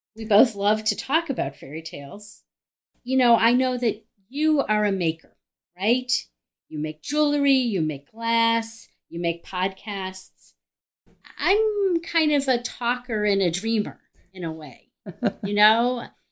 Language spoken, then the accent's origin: English; Cleveland, Ohio, United States; I'm from Cleveland, Ohio. I have a private practice in Cleveland, Ohio